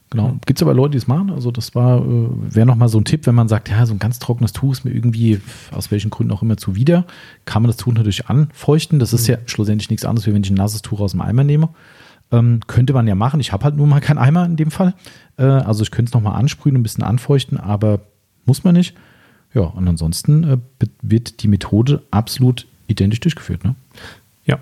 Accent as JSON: {"language": "German", "country": "Germany", "said": "bei uns in Deutschland"}